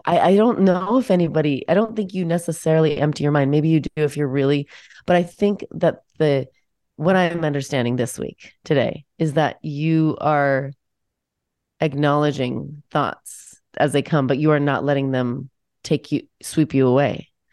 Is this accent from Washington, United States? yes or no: yes; Washington, United States; moved away; I grew up in Washington State